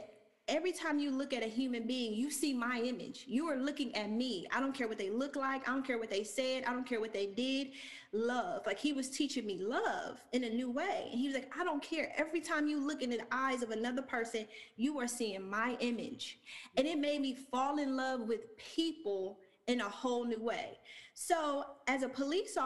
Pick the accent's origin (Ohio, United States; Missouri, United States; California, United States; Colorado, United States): Ohio, United States; Lima; moved away as an adult; also born or lived in Chicago, Illinois; now in Atlanta, United States; We got one high school, a very small town.